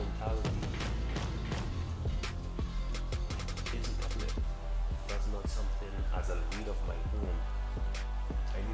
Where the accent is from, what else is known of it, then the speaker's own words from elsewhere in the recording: Nassau, New Providence, Bahamas; I'm from Nassau, Bahamas, and our city, which is New Providence.